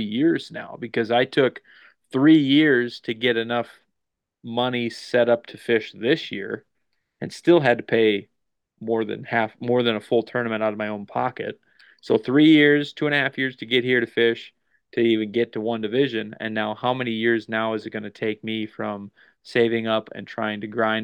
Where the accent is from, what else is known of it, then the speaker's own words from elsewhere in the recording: the North Midwest, United States; We're from the Midwest, the North Midwest, whatever, North Dakota, Minnesota